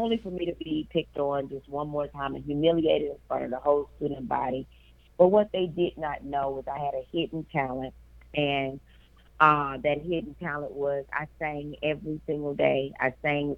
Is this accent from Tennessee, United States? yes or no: yes; Memphis, Tennessee, United States; I am from Memphis, Tennessee, and that is my hometown